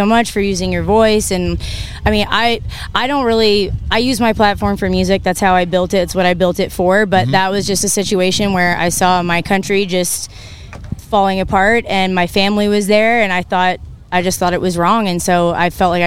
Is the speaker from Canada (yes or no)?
yes; Canada; moved away as an adult; now in Nashville, United States; I grew up in Canada.